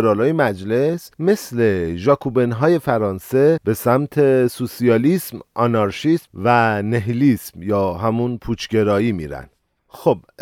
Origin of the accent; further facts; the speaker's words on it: Iran; کشور ما ایرانه